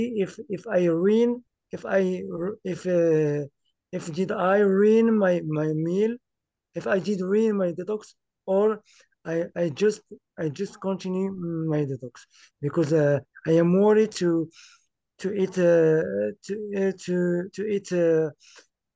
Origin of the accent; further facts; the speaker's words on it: Morocco; English is a second language; I am from Morocco